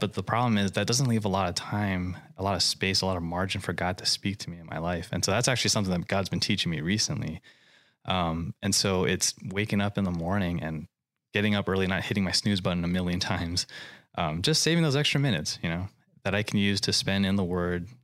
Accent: Hawaii, United States; moved away as an adult; now in California, United States; I grew up in Hawaii, and I came out here to California to go to school

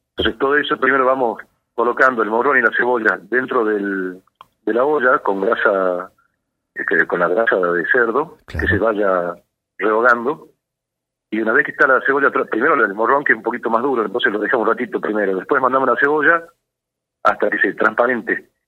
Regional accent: Salta, Argentina; yo me crié en Salta, nací en Salta

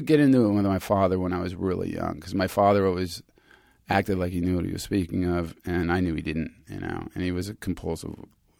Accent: Germany; also born or lived in Pasadena, United States; And I was born here in Pasadena. And then we got deported in 1969 when I was 6 back to Germany. We got sent home.

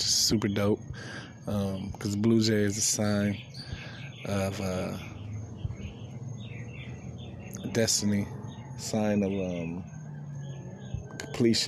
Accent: East Coast, Northeast, United States; also born or lived in Midwest / California; now in Florida, United States; the North East Coast, where I'm originally from. I was born in Midwest, raised in California / East Coast

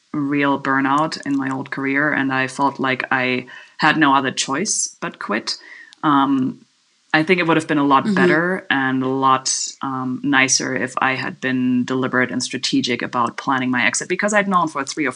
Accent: Germany; now in Kanab, United States; I'm from Germany originally

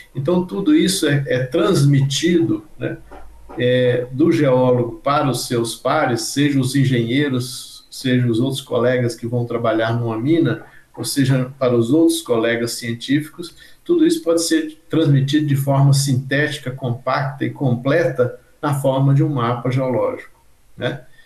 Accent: Diamantina, Minas Gerais, Brazil; eu nasci em Diamantina, Minas Gerais, e vivi num, num ambiente onde que circulavam na minha casa muitos profissionais

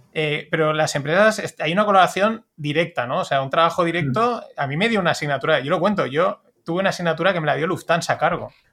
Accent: Spain; como español

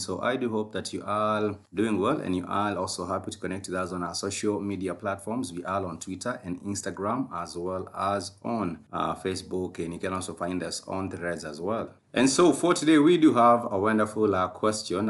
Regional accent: Kenya; as a Kenyan podcaster

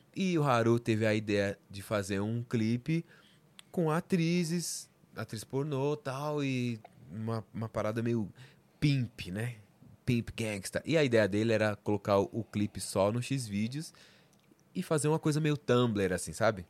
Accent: São Paulo, Brazil; Eu sou da, da Zona Norte, Vila Maria, né? Zona Norte, Zona Norte de São Paulo

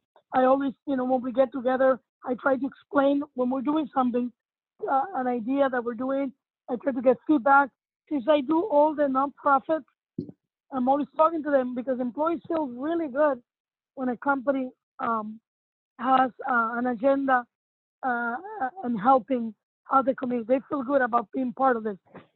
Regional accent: Cuba; moved away; And when we came here from Cuba, we had so many friends and family that took care of us.

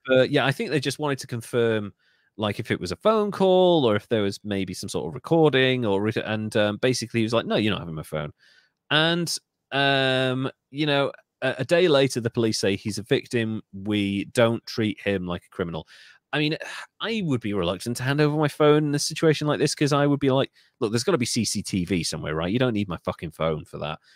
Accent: United Kingdom; I'm British.

